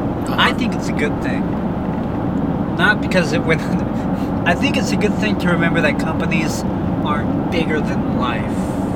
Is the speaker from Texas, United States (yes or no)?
yes; Brownsville, Texas, United States; For me, it's, I get that emotion with the house I grew up in Brownsville.